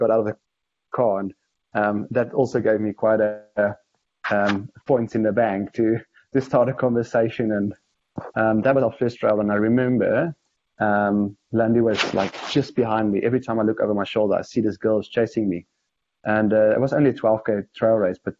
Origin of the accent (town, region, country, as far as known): South Africa